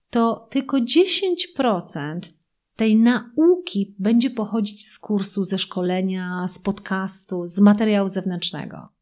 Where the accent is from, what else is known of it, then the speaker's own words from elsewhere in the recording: Poland; my jako Polacy